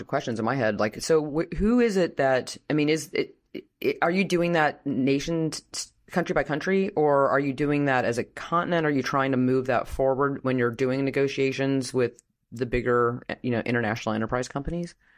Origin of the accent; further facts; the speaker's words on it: Washington, District of Columbia, United States; I'm from Washington